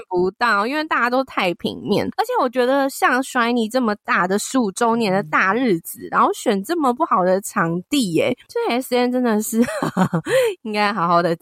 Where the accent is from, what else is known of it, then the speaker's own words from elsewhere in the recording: Taiwan; 我是台湾的粉丝